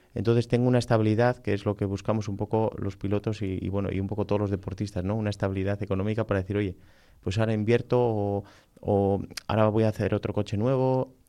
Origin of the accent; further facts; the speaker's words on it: Balmaseda, Basque Country, Spain; yo soy de Balmaseda